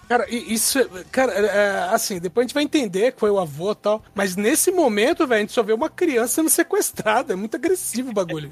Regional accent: interior of Minas Gerais, Brazil; eu sou do interior de Minas e lá na minha cidade tem a tradição de beber o morto

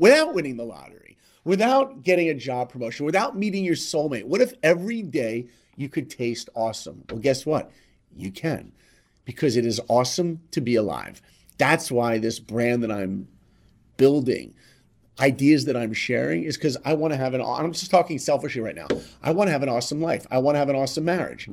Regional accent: New York, United States; I grew up in New York

